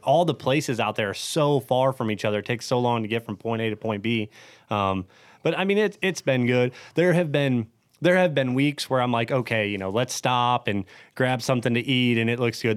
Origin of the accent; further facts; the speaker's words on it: Ohio, United States; I'm born and raised in Ohio